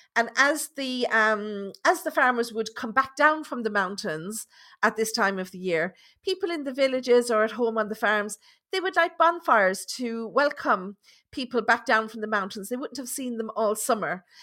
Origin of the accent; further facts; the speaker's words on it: Ireland; being Irish